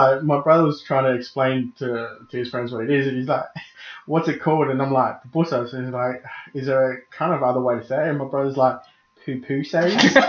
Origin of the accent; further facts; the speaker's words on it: Adelaide, South Australia, Australia; especially growing up in the Port Adelaide area.